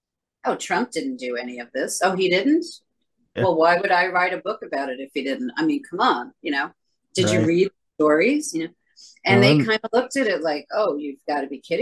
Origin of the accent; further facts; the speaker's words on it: New York City, New York, United States; I am a lifelong New Yorker